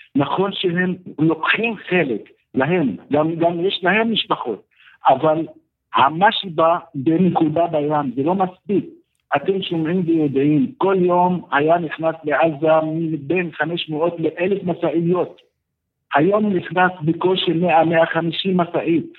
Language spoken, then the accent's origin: Hebrew; Gaza City, Gaza Strip, Palestine; Hebrew is a second language; moved away as an adult; now in southern Gaza Strip; אני אה, במקור מנהיר עזה